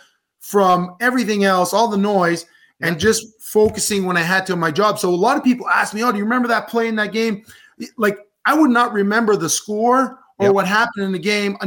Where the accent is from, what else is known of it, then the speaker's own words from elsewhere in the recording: Canada; as a Canadian